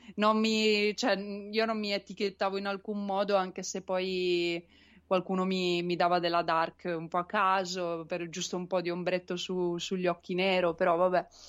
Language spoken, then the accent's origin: Italian; Turin, Piedmont, Italy; io sono di Torino